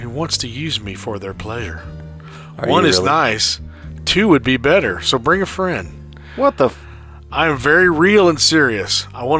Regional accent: Dallas, Texas, United States; I'm from Oak Cliff.

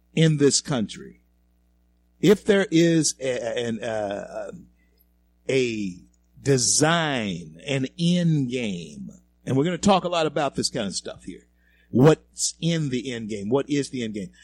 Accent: Louisiana, United States; now in Denver, United States; Louisiana, my home state, our, our state

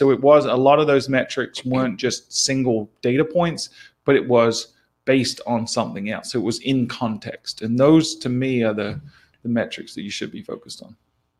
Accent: New Zealand; accent: New Zealand; My New Zealand accent.

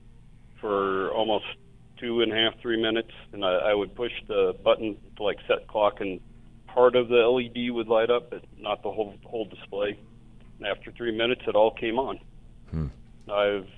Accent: Littleton, Colorado, United States; now in Aurora, United States; I grew up in Littleton

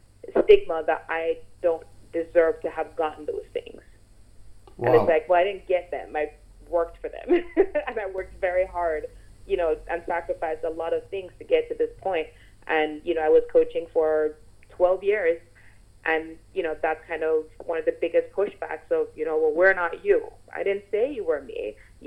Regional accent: Jamaica; growing up in Jamaica

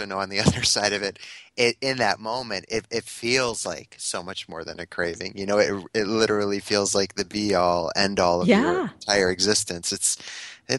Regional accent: Connecticut, United States; now in Ottawa, Canada; I live in Ottawa now, but I'm from Connecticut.

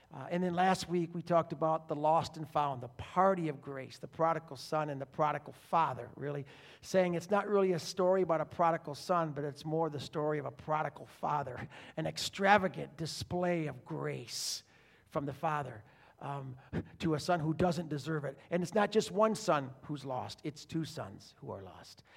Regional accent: Detroit, Michigan, United States; also born or lived in Philadelphia; now in Southwest Florida, United States; being a Michigan guy and growing up in Detroit

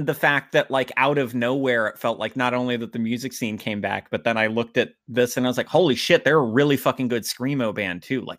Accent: Fredericksburg, Virginia, United States; I'm also from Fredericksburg, and it's this... Oh, like, yes, of course. It's this really small... it's a lot bigger now, but big by its own standards, and that I think it just crossed like 100,000 people maybe a decade ago, and it's maybe around 200,000 now

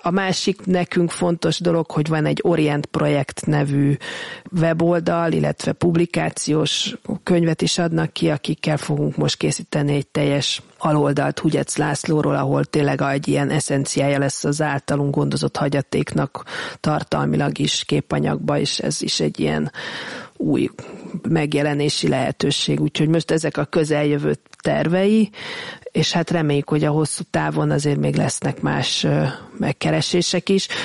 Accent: Hungary; mi, mint magyarok

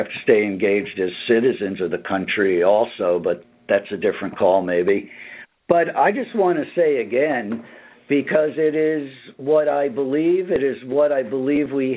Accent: United States; As an American

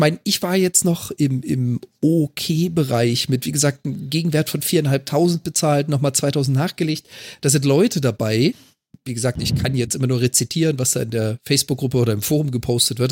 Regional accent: Freiburg, Baden-Württemberg, Germany; moved away; ich komme ja gebürtig aus Freiburg

